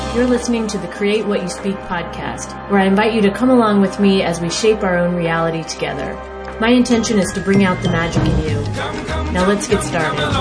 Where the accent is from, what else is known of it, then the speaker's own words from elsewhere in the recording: United States; also born or lived in Nashville, Tennessee; as American people